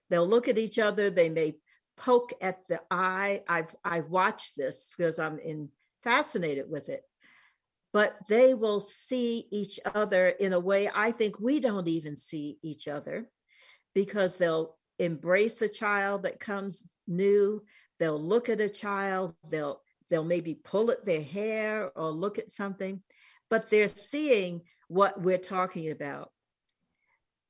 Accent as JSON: {"language": "English", "town": "New York City", "region": "New York", "country": "United States", "tie": "born or raised there", "also_born_or_lived": "East Coast / West Coast", "moved": "as an adult", "lives_now": "New Mexico, United States", "said": "I grew up in New York City and have lived on the East Coast, West Coast. I'm now in Southwest in New Mexico"}